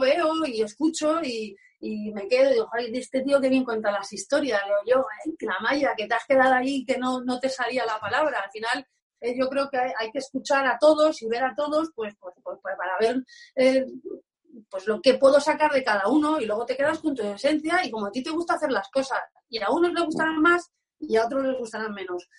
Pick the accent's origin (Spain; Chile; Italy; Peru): Spain; Alcobendas, Community of Madrid; moved away; also born or lived in Basque Country; me quedo aquí en mi casita, Alcobendas, que me fui muy, muy, muy pronto y ahora estoy disfrutando de, de, mi pueblo y de mi familia